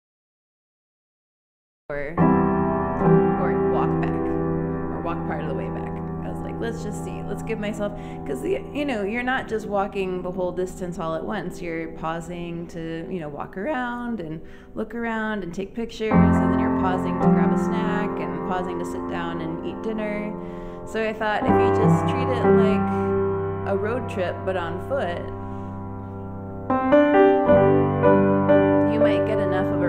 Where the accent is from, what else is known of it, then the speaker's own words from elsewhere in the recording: Washington, District of Columbia, United States; now in Los Angeles, United States; I grew up in Washington, D.C.